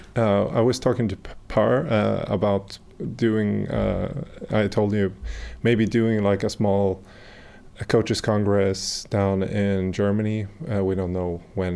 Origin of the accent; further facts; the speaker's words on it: Sweden; I'm abroad from Sweden